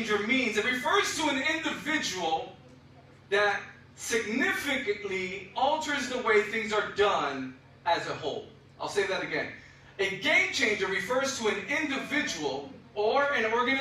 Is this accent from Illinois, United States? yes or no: yes; Chicago, Illinois, United States; now in Florida, United States; I am from Chicago, so I love the Chicago Bears